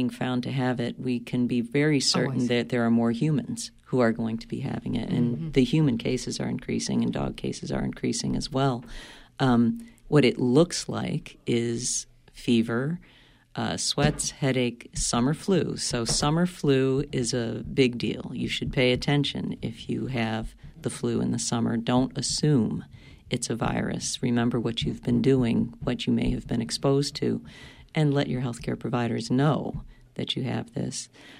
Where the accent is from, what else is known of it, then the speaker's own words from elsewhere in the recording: Lincoln, Maine, United States; I'm thinking my hometown.